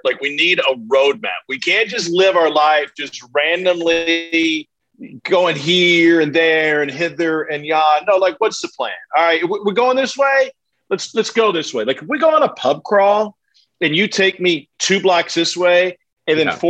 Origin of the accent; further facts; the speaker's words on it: Missouri, United States; I grew up in Missouri